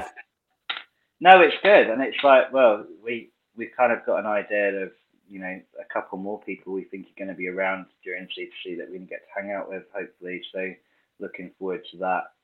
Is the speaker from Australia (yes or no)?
no; United Kingdom; as a Brit